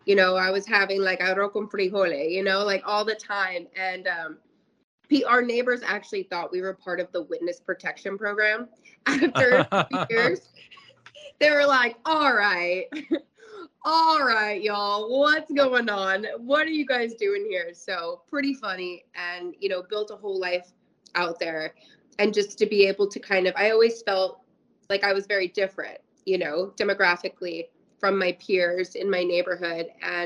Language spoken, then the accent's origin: English; Kansas, United States; also born or lived in New Jersey; So I was born in New Jersey. And so I will always, New Jersey will always be, a special place. Most of my family lives in Jersey. And we moved to Kansas when I was a young kid and I grew up there.